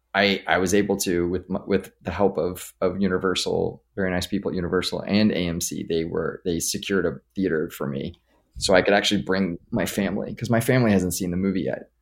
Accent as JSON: {"language": "English", "town": "Los Angeles", "region": "California", "country": "United States", "tie": "born or raised there", "said": "I grew up here in Los Angeles"}